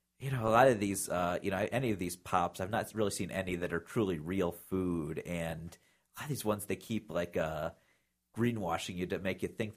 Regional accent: Midwest, United States; Because we're both from the Midwest.

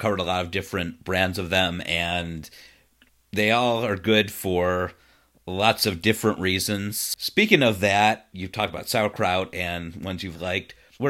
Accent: Cleveland, Ohio, United States; born or raised there

